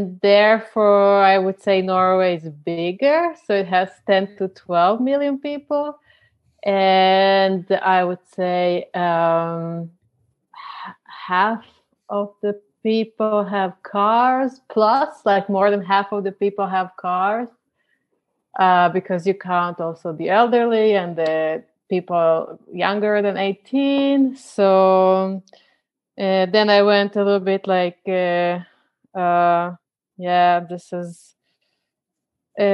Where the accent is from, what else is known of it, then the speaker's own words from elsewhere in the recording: Croatia; moved away; my hometown in Croatia